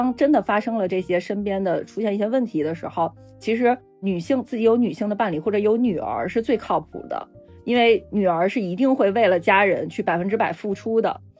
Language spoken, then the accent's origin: Chinese; China; 我是觉得呀，作为中国人，我们天然会那一套沟通方式，只不过我们不希望跟父母去使用。